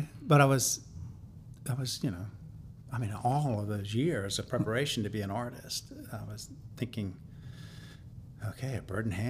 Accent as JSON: {"language": "English", "region": "the South", "country": "United States", "accent": "thick Southern", "said": "Everybody in town assumed that I was from the West Coast. I don't know why. I mean, I've got a pretty thick Southern accent."}